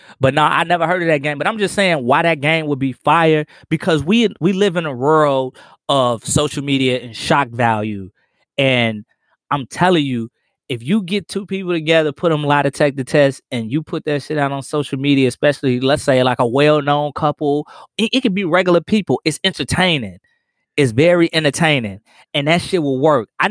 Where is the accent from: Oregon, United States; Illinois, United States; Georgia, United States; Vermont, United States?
Illinois, United States; Chicago; also born or lived in Mississippi; The South Side, the low end